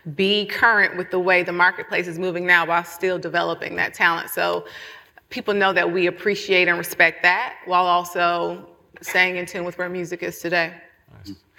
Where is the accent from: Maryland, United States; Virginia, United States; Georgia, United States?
Georgia, United States; Atlanta; I'm from Atlanta